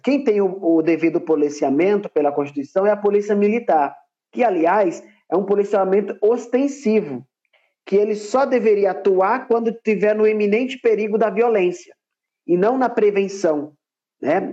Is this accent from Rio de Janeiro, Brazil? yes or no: no; Paraíba, Brazil; now in São Paulo, Brazil; eu nasci, na verdade, na Paraíba, mas atualmente eu moro em São Paulo